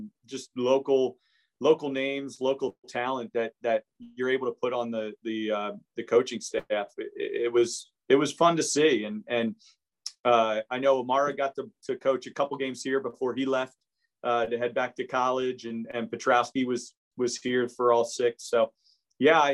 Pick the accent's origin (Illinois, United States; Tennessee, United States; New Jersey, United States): New Jersey, United States; Hamilton; growing up in Hamilton, going through Nottingham Little League